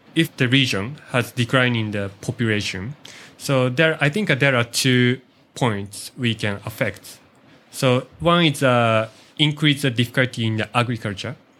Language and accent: English; Yuzawa, Niigata, Japan; now in Matsunoyama, Japan; I'm from, uh, Ichikoyuzawa, uh, the next city